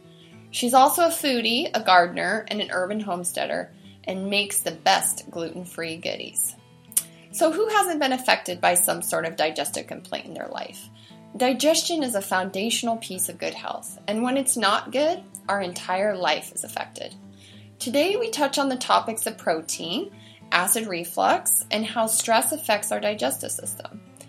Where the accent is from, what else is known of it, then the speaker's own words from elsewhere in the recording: Montana, United States; Ryan's in the backcountry on his late season mule deer hunt in my home state of Montana.